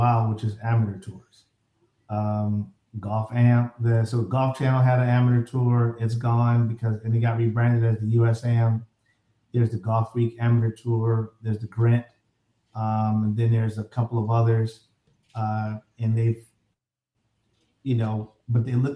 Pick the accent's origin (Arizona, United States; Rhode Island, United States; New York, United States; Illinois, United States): Illinois, United States; Chicago; I'm from a certain side of Chicago, south side, where it's, we tilt a little to the left.